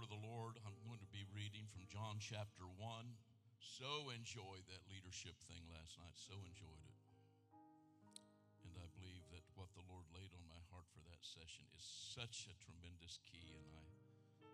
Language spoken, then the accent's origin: English; Anderson, Indiana, United States; now in Merrillville, United States; I'm a Central Indiana boy. I was raised in Anderson.